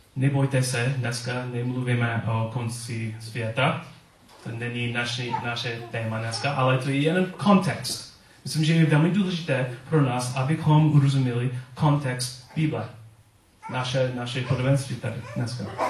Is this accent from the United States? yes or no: yes; United States; accent: American; Czech is a second language; now in Czech Republic; svůj americký přízvuk